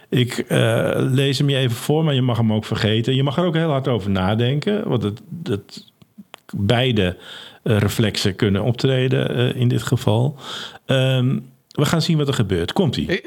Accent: Netherlands; wij als Nederlanders

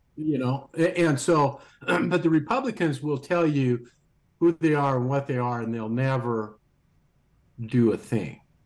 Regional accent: United States; us as American citizens

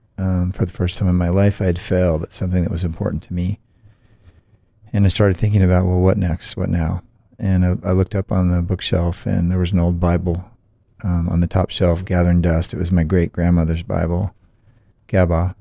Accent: Olympia, Washington, United States; moved away as an adult; also born or lived in San Diego, California / Salem, Oregon / St. Petersburg, Russia; now in Boston, United States; I was born in San Diego when my dad was in the Navy. And when I was 1, we moved up to the Northwest and lived in Salem, Oregon for a time, and short time, then up in Olympia, Washington, for about 10 years, and then I moved back to Salem and spent the rest of my schooling years and college there

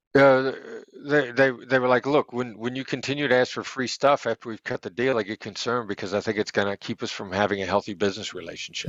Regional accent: United States; I'm an American

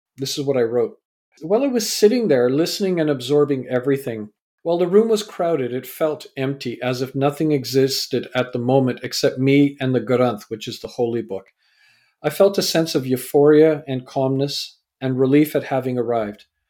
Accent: Vancouver, British Columbia, Canada; also born or lived in England; I was born in England, raised in Canada.

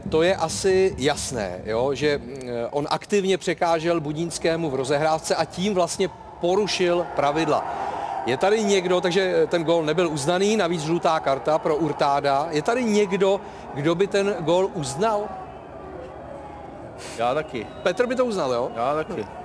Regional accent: Prague, Czechia; Takhle, kdyby někdo nevěděl, tak já jsem ze Žižkova

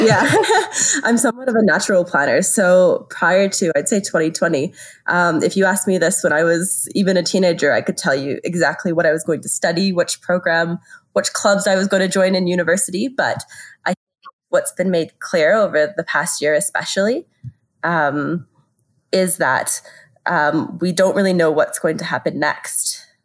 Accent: Canada; moved away as an adult; now in France; I'm originally from Canada, which is where I studied

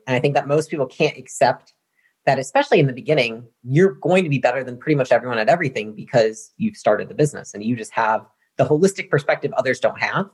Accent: Portage, Michigan, United States; moved away as an adult; now in Austin, United States; I come from Michigan, and so that's where I was born and raised, uh, small town, Portage, Michigan, this part of the mitten.

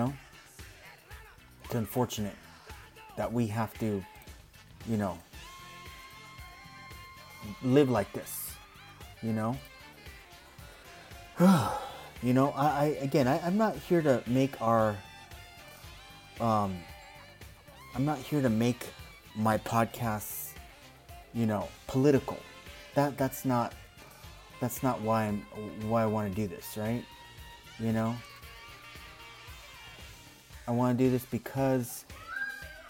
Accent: United States; being an American

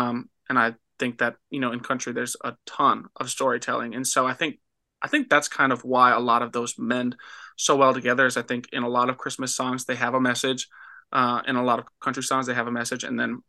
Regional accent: Minnesota, United States; And then we always try to play like the church that I grew up in Minnesota. They really enjoy like when we come home and play at church.

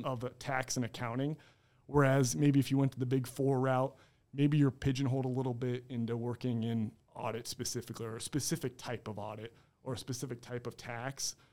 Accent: Fort Dodge, Iowa, United States; I'm born and raised in Fort Dodge

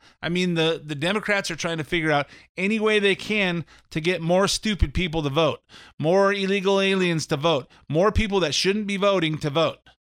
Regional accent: California, United States; I was born in California. I've lived here all my life.

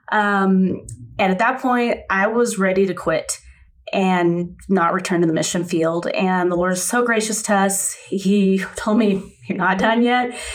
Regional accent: Venezuela; Uh, we are actually both MKs. I grew up in Venezuela.

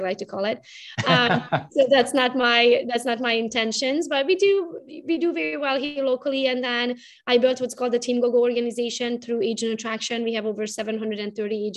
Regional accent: Romania; English is a second language; moved away as an adult; now in Michigan, United States; I was raised in Romania

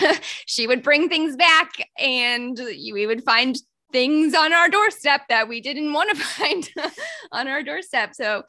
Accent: Indiana, United States; And again, you know, I'm from Indiana is where I grew up.

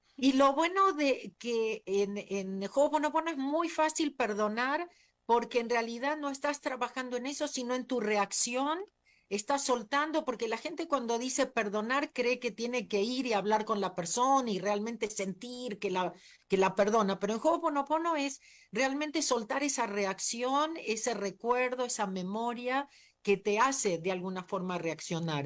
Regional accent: Argentina; moved away as an adult; also born or lived in United States; nací en la Argentina

